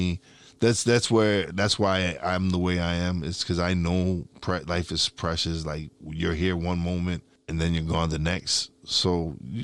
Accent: New York City, New York, United States; moved away as an adult; now in Tobyhanna, United States; I'm originally from New York City

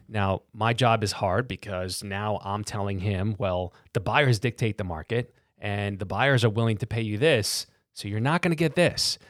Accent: New York City, New York, United States; born and raised in Brooklyn

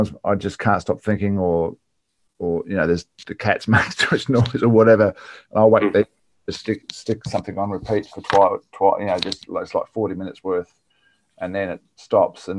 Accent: on the Murray River, country South Australia, Australia; moved away; also born or lived in Sydney; I grew up on 38 acres of mixed fruit orchard in country South Australia on the Murray River.

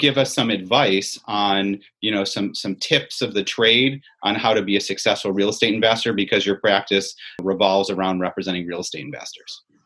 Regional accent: Syracuse, New York, United States; I grew up in Syracuse, as you see by my orange shirt

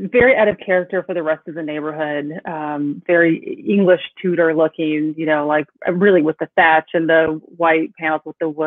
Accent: Los Angeles, California, United States; also born or lived in Santa Monica, California; I was born in Santa Monica, California, which makes me a native Los Angelino.

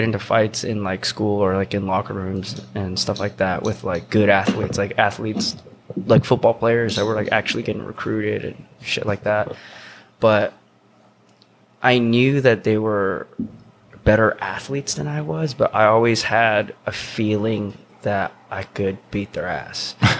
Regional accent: Tennessee, United States; accent: southern; I was from Tennessee, and apparently I used to have like a little southern accent a little bit.

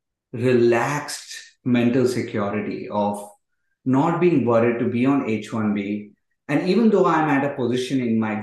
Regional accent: India; moved away as an adult; also born or lived in Detroit, United States; now in Canada; I'm from India. I came to the US in 2010 to do my master's in automotive engineering.

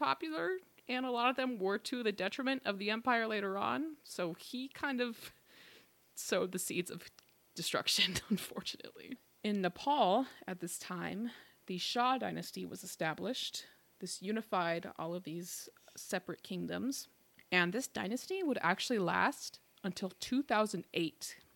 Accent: United States; We're also American

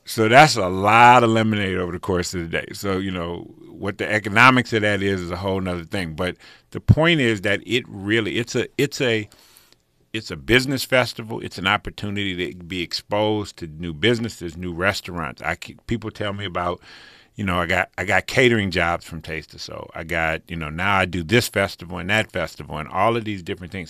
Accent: Pasadena, California, United States; also born or lived in Rancho Cucamonga; people I grew up with in Pasadena

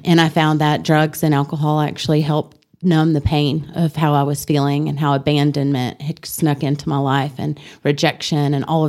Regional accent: Ruston, Louisiana, United States; I was born in Ruston, Louisiana.

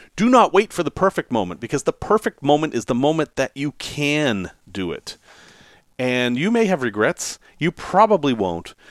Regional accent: New England, United States; I grew up in New England.

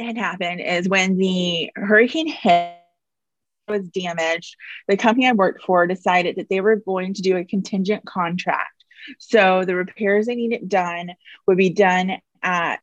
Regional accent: Houston, Texas, United States; also born or lived in Iowa; Born and raised in Houston, went to college in Iowa

